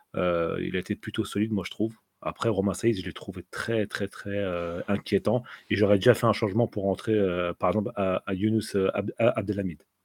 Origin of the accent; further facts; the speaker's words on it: Tunisia; je suis tunisien